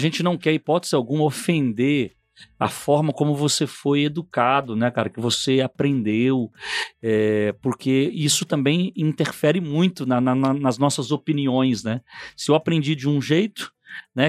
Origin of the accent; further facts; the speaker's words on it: Rio de Janeiro, Brazil; moved away; also born or lived in São Paulo; Eu, eu nasci no Rio de Janeiro, morei um tempo em São Paulo